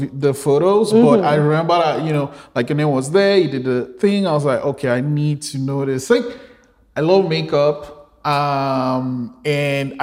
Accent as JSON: {"language": "English", "country": "Nigeria", "tie": "born or raised there", "moved": "yes", "said": "I guess I'm Nigerian too. And growing up in Nigeria"}